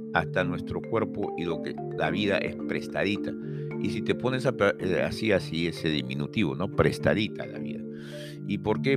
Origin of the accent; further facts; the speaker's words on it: Peru; a nosotros como peruanos